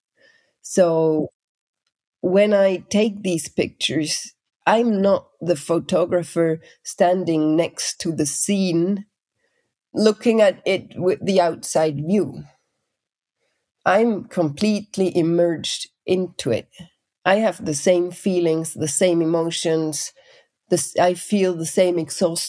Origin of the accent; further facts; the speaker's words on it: Switzerland; Growing up in Switzerland, I had the very kind of traditional growing up. I grew up in the flatlands